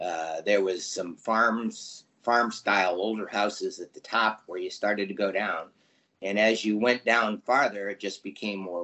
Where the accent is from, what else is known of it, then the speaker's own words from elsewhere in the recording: Lorain, Ohio, United States; moved away; also born or lived in California; I was raised in Northern Ohio in the Larry Lorraine area up there.